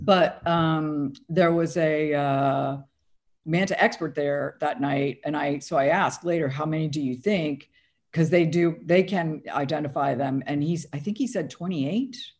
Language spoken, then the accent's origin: English; Florida, United States; I grew up in Florida, and I, I still live in Florida